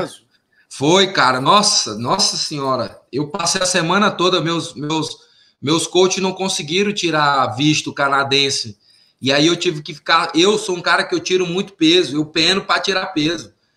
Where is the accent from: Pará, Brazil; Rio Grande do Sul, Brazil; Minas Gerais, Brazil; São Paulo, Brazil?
Pará, Brazil; Tucumã; moved away as an adult; also born or lived in Belém, Pará; now in Las Vegas, United States; da minha cidade, Tucumã, da minha região Laço do Pará, Redenção, Xingara, Conceição, São Félix, né, é, Orilândia, é, a minha região lá que é sul do Pará